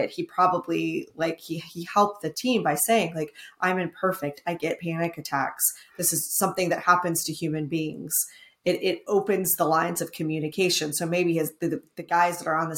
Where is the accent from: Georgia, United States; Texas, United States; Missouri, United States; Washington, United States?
Texas, United States; I'm from Texas